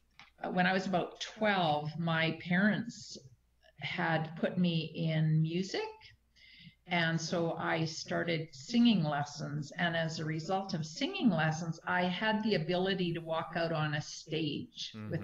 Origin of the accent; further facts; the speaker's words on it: Manitoba, Canada; moved away; Even in small communities like around BC, I come from Manitoba. Years ago, I moved out to BC from Manitoba.